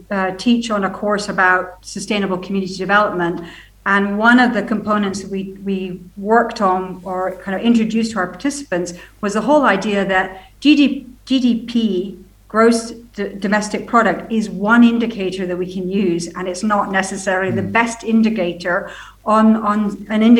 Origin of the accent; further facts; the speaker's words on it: Scotland, United Kingdom; moved away; also born or lived in United States; I've been living in the States for 20 years before I came back to Scotland